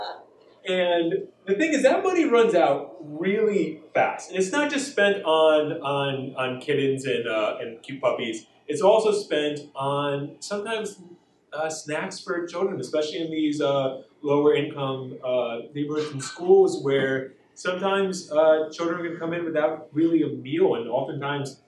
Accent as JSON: {"language": "English", "region": "New Jersey", "country": "United States", "moved": "as an adult", "lives_now": "Wichita, United States", "said": "I'm originally from New Jersey"}